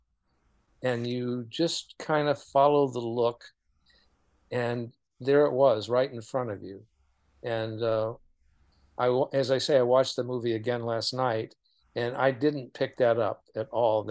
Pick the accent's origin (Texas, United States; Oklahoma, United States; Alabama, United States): Oklahoma, United States; Oklahoma City; I grew up in Oklahoma City